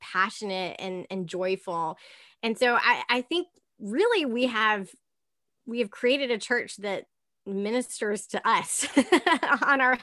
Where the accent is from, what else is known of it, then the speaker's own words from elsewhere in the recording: the South, United States; I was raised in the South and raised in the church